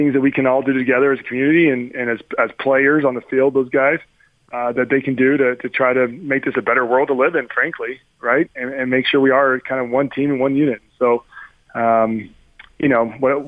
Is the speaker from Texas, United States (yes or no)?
yes; College Station, Texas, United States; where I grew up in College Station, Texas